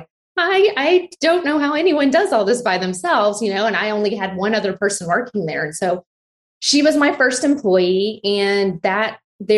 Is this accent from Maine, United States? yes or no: no; Abilene, Texas, United States; now in Austin, United States; I grew up in Abilene, Texas. I'm like a fifth generation Texan.